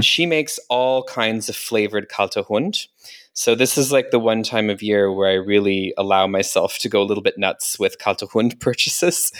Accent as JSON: {"language": "English", "town": "Calgary", "region": "Alberta", "country": "Canada", "tie": "born or raised there", "moved": "yes", "lives_now": "Germany", "said": "Calgary, my hometown"}